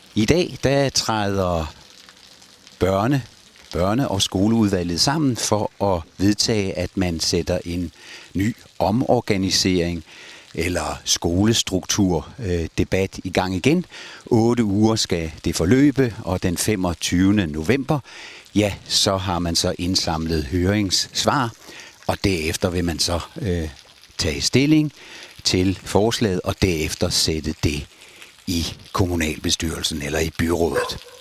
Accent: Holme-Olstrup, Zealand, Denmark; ude fra Holme-Olstrup, hvor jeg kommer fra

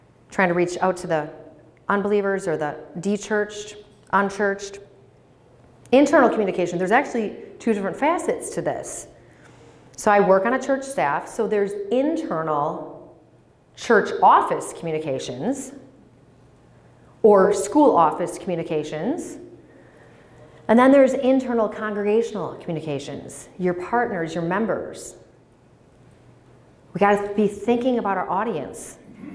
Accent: Menomonee Falls, Wisconsin, United States; now in Green Bay, United States; I grew up in Menominee Falls, so attended Bethlehem, K through 8, Catamaran Lutheran

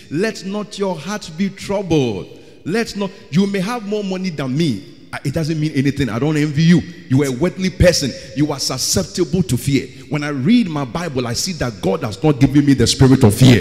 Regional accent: Ghana; I'm a Ghanaian

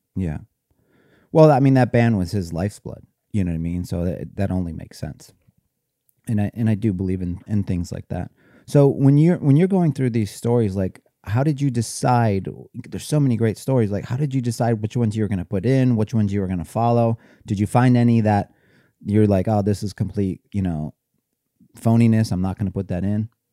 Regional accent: Cleveland, Ohio, United States; I grew up in Cleveland

